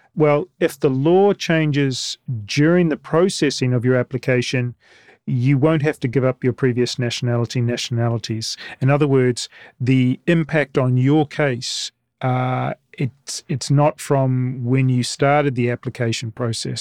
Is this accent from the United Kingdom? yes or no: no; New Zealand; moved away as an adult; also born or lived in China / Taiwan / Philippines / Singapore; having lived for, since before the turn of the century outside my home country, where I am still actually able to vote under certain circumstances, as long as I go back within every three years or five years, I'm, I'm allowed to vote in the general election in New Zealand